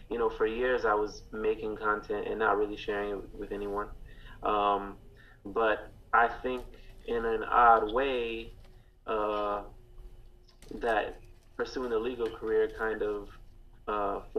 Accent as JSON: {"language": "English", "town": "Rochester", "region": "New York", "country": "United States", "moved": "yes", "lives_now": "Florida, United States", "said": "Um, I'm originally from Rochester, New York, but I've been living in Florida for probably the same amount of time as I, I lived up there."}